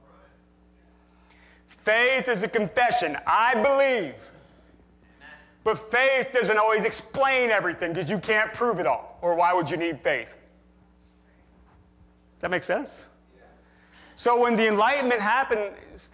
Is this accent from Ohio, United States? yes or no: no; near Gettysburg, Pennsylvania, United States; I grew up near Gettysburg, Pennsylvania